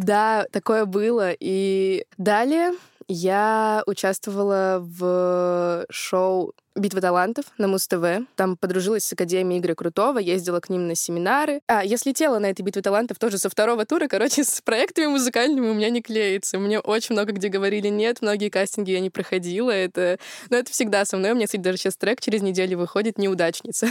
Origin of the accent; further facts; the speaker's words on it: Yekaterinburg, Sverdlovsk Oblast, Russia; Я из Екатеринбурга, это мой родной город